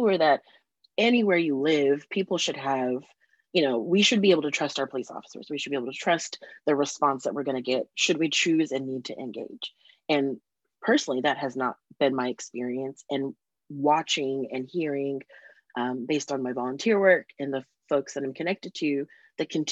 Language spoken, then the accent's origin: English; San Diego, California, United States; moved away; I grew up in San Diego